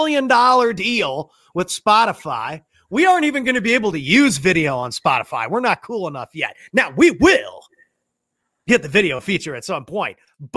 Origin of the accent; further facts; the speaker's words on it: St. Louis, Missouri, United States; moved away as an adult; also born or lived in Phoenix, Arizona / Las Vegas, Nevada / San Diego, California; now in Dallas, United States; you know I'm from St. Louis, Missouri. You can do the math on that one. And then I lived in Phoenix, Arizona for college, graduated, lived in Las Vegas, came back to St. Louis, then lived in San Diego, California for 5 years.